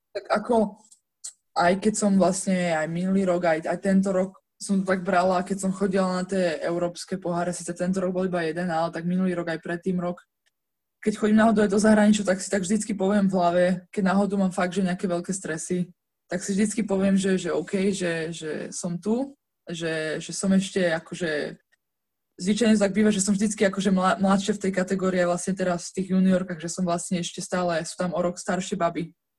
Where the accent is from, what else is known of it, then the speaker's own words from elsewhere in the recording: Žilina, Žilina Region, Slovakia; ja vlastne som však zo Žiliny